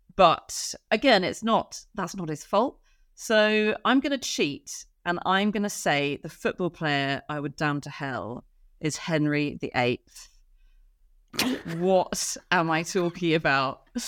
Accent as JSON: {"language": "English", "town": "Oxford", "region": "South East England", "country": "United Kingdom", "tie": "born or raised there", "said": "I grew up in Oxford"}